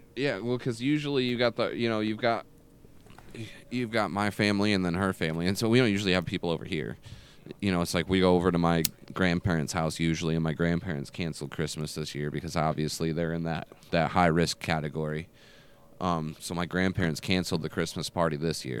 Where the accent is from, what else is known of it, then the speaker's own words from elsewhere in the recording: Michigan, United States; I'm from Michigan